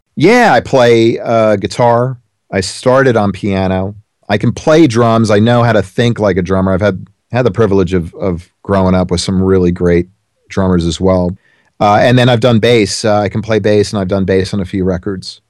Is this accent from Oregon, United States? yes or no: no; South Orange, New Jersey, United States; I grew up in New Jersey